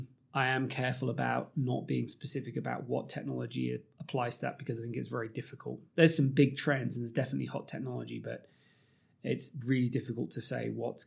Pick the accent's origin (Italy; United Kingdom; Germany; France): United Kingdom; accent: British; you probably can tell from my accent, I'm slightly biased towards British media